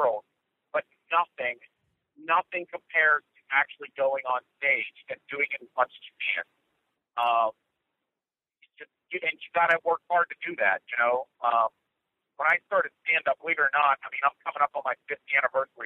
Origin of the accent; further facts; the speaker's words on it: Pittsburgh, Pennsylvania, United States; I'm from Pittsburgh